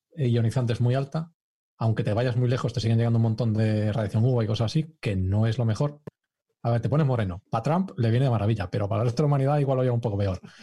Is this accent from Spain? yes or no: yes; Galicia, Spain; now in Cambridge, United Kingdom; yo que soy gallego